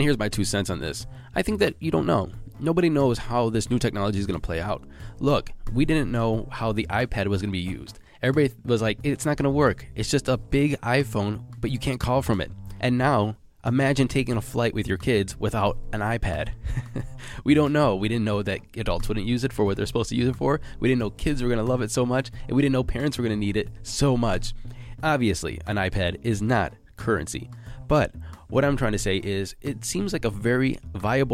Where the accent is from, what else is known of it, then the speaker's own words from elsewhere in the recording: United States; I am American